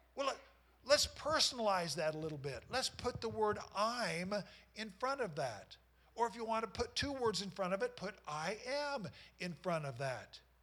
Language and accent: English; Knoxville, Iowa, United States; I grew up in Knoxville, Iowa, and these were guys that I went to school with.